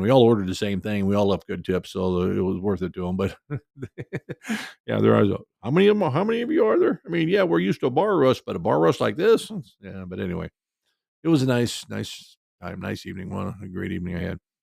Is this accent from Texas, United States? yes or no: no; Cedar Rapids, Iowa, United States; my hometown of Cedar Rapids